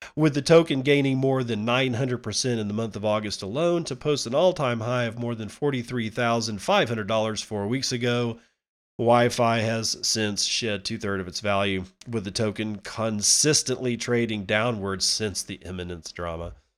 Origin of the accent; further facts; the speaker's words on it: United States; as an American